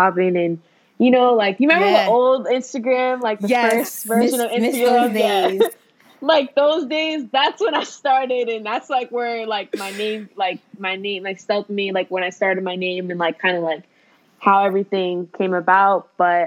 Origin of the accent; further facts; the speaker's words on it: Boston, Massachusetts, United States; I'm born and raised in Boston